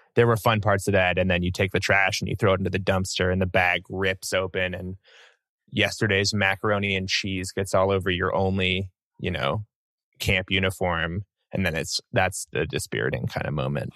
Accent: New York, United States; moved away; I was from New York

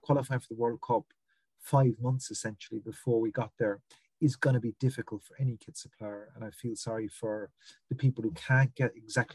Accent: Limerick, Munster, Ireland; I'm from Limerick in the west of Ireland

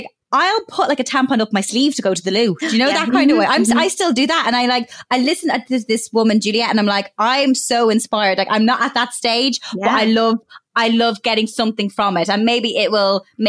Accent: Ireland; growing up in Ireland

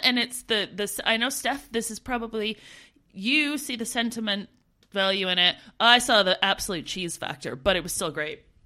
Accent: Canada; moved away as an adult; as a Canadian

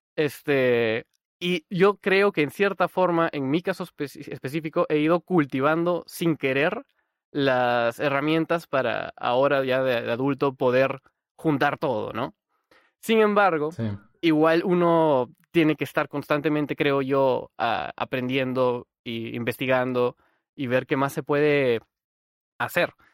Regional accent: Peru; yo soy de Perú

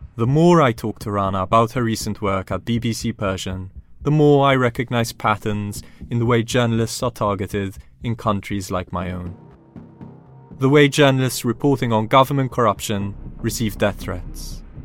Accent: Malta; now in London, United Kingdom; Malta, my home country

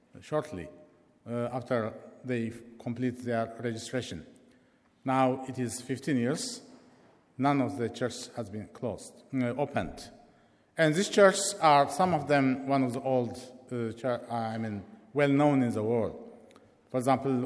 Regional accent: Eritrea; now in London, United Kingdom; I am from Eritrea

